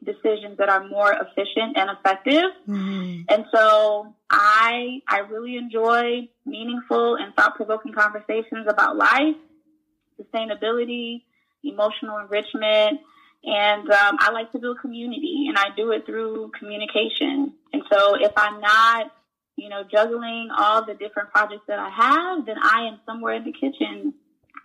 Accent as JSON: {"language": "English", "town": "St. Louis", "region": "Missouri", "country": "United States", "tie": "born or raised there", "also_born_or_lived": "Haiti", "moved": "as an adult", "lives_now": "Florida, United States", "said": "born in St. Louis, raised in St. Louis, Missouri."}